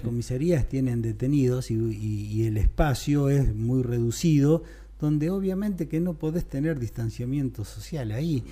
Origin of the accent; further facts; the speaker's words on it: Carmen de Areco, Buenos Aires Province, Argentina; soy de Carmen de Areco, viví toda mi vida acá